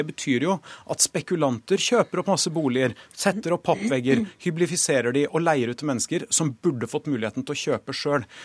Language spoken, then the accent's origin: Norwegian; Oslo, Norway; Altså, forskjellen i gjennomsnittlig levealder for menn mellom Torshov, der jeg er fra, og vinneren er mer enn ti år.